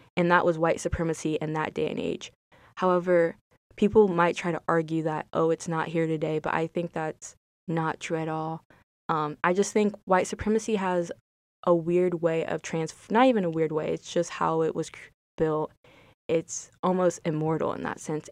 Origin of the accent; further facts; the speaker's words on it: United States; I'm African American